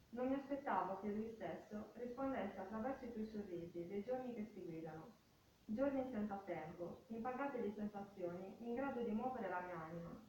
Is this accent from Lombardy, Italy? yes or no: no; Porto Torres, Sardinia, Italy; ho 43 anni e sono nata e cresciuta a Porto Torres